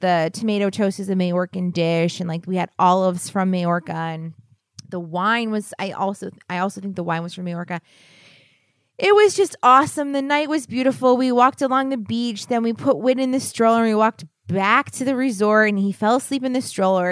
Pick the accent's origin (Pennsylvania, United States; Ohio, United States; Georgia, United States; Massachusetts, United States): Pennsylvania, United States; Philadelphia; we're from Philadelphia area